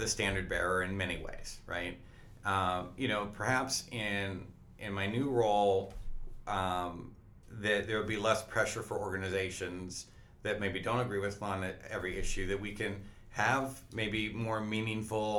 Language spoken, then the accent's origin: English; the Northwest, Pacific Northwest, United States; I grew up in the Northwest